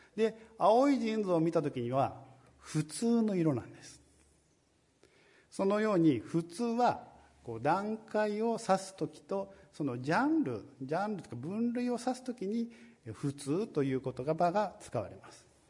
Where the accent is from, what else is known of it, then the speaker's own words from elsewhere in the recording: Tokyo, Japan; moved away; 私はあの、ずっと東京にいたので